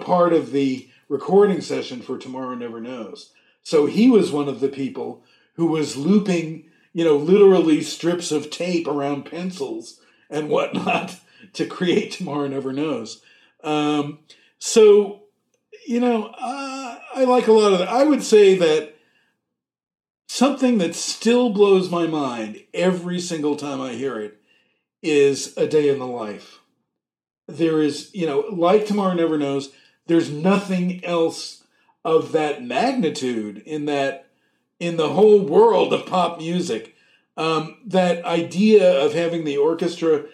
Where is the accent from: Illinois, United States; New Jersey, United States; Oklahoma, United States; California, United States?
New Jersey, United States; Edison; in the hall of, you know, J.P. Stevens High School in Edison